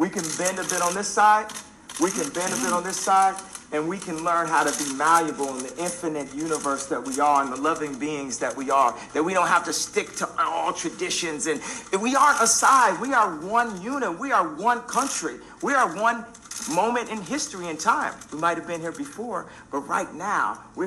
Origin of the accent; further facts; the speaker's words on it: Chicago, Illinois, United States; my hometown of Chicago